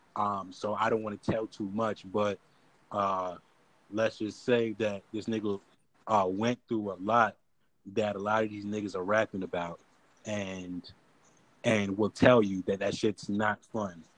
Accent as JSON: {"language": "English", "town": "Atlanta", "region": "Georgia", "country": "United States", "tie": "born or raised there", "said": "growing up in Atlanta"}